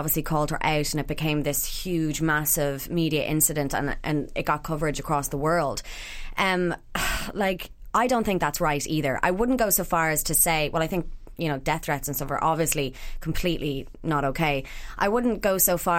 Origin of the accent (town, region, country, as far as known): Ireland